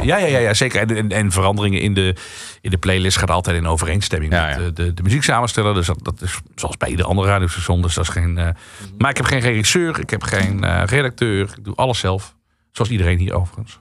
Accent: Central Limburg, Netherlands; accent: Limburgish; moved away; ik kom eigenlijk uit Midden-Limburg.

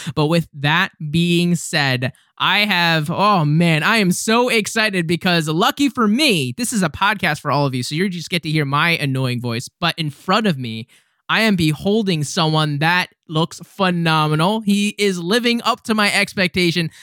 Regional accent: United States; as an American myself

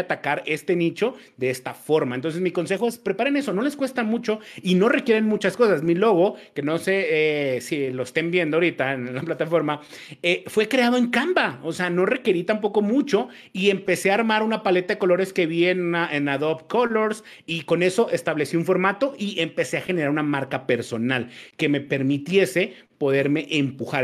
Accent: Mexico; moved away as an adult; now in Colombia; Yo no, yo no soy colombiano, yo soy mexicano, pero vivo en Colombia

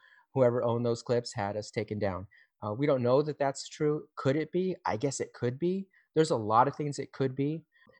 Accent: California, United States; And we are brothers from Southern California.

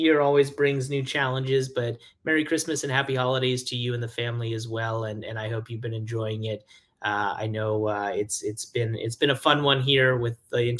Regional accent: New York City, New York, United States; moved away; It's where I was born and raised in New York City, and my parents are here.

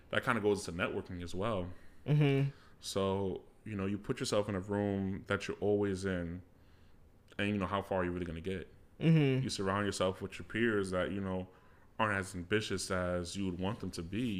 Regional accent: Jamaica; So as you guys know, I'm Jamaican.

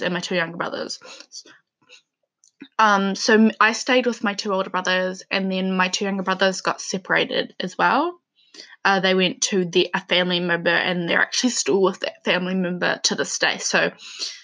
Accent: Levin, Manawatū-Whanganui, New Zealand; also born or lived in Dannevirke, New Zealand; So I am from New Zealand. I grew up in a small town called Leven, and then I moved to a town called Dannyberg

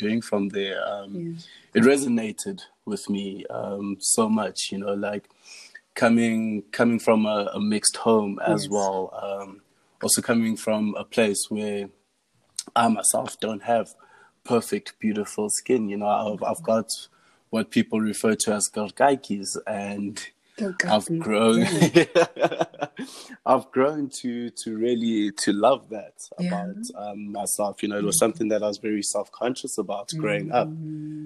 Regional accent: Johannesburg, Gauteng, South Africa; also born or lived in Diepkloof / Midrand; Our family's been from Joburg entire life. I was born in Diepkloof, in Barra.

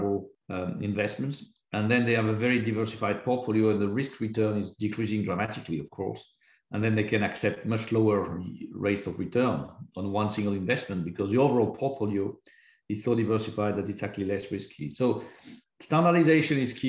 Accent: France; I was born in France

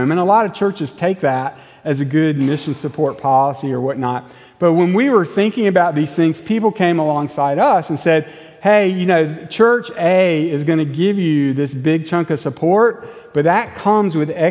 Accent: United States

